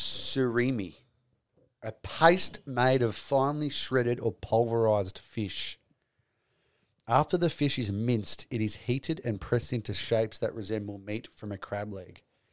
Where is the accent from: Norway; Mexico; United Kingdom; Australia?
Australia; Queensland; I'm a Queenslander.